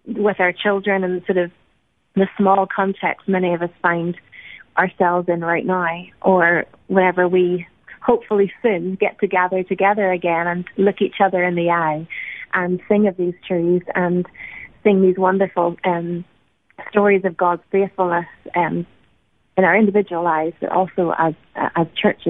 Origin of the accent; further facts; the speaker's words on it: Ireland; now in United States; as Irish people in America